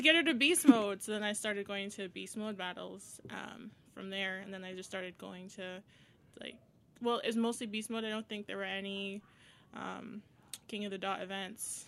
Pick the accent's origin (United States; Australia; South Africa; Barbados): Barbados; moved away as an adult; also born or lived in Windsor, Canada; now in Toronto, Canada; I'm from Barbados